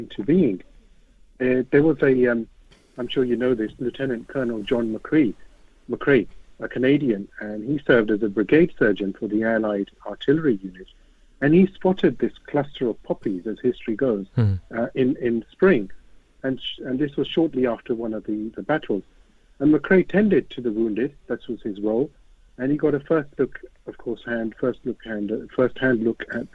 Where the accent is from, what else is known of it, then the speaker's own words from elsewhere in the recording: United Kingdom; a British Ahmadi Muslim